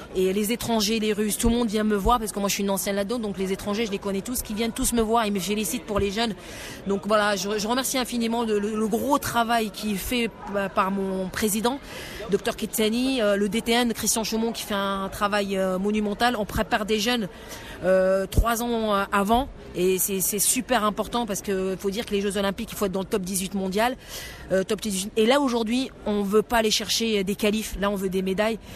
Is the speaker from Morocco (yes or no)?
yes; Morocco; je suis marocaine